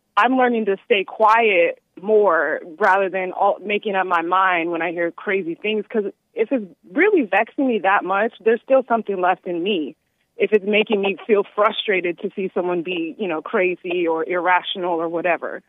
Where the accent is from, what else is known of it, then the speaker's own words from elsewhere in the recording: Texas, United States; now in North Carolina, United States; I'm from Texas